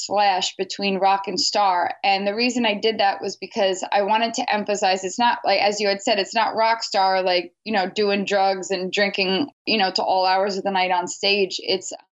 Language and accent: English; New York City, New York, United States; I'm born and raised in New York City